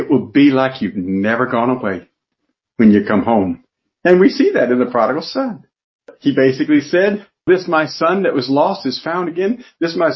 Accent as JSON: {"language": "English", "region": "South Georgia", "country": "United States", "said": "I'm from South Georgia. And being from South Georgia, I have some language that you might not understand"}